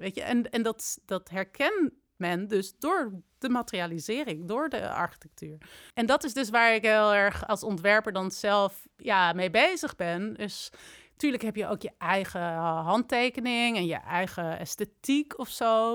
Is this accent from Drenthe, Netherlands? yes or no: no; Amsterdam, North Holland, Netherlands; also born or lived in Delft; En ik ben in Amsterdam opgegroeid